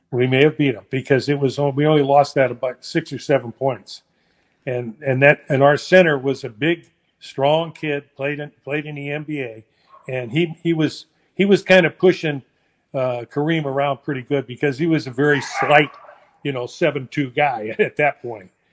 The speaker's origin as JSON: {"language": "English", "town": "San Francisco", "region": "California", "country": "United States", "tie": "born or raised there", "said": "I was born in San Francisco"}